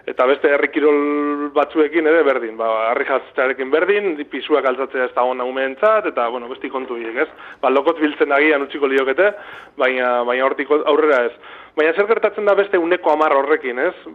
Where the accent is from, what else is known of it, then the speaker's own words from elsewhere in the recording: Bilbao, Basque Country, Spain; now in Dima, Spain; ni bilbotarra naiz, e, bilbon egin dute bizitza gehiena, naiz eta orain diman bizi zen